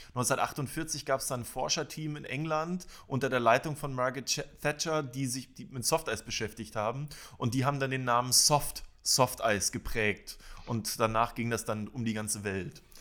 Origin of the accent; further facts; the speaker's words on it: Schwerin, Mecklenburg-Vorpommern, Germany; Ich komme aus Schwerin und habe am Schweriner See dort in einem Eisladen äh, an der Softeismaschine gestanden.